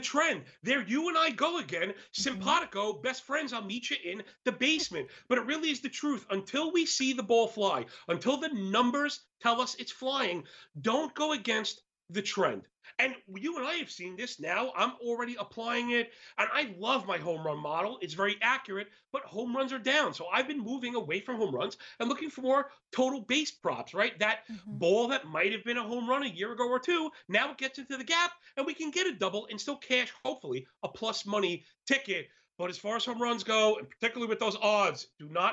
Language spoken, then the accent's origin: English; New York, United States; I'm from New York, and I've been making my bones my entire life